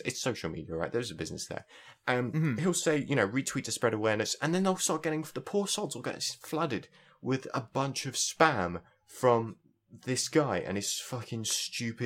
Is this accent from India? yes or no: no; South East England, United Kingdom; I come from the southeast. So that's why my accent is actually bearable